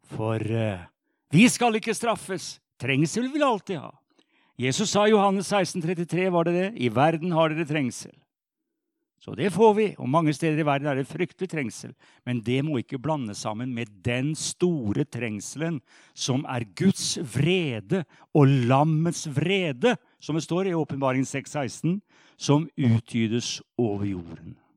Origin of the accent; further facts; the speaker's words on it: Sarpsborg, Østfold, Norway; Jeg er jo sarping